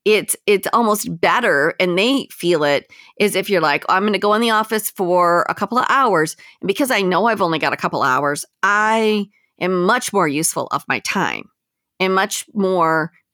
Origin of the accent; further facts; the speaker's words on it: Westland, Michigan, United States; I grew up in Westland. That's actually exactly where I'm from.